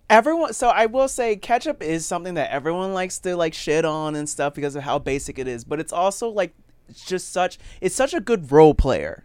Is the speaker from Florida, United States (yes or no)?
yes; Florida, United States; moved away; also born or lived in Puerto Rico; I was born in Puerto Rico, but I only lived there till I was two, so I count Florida.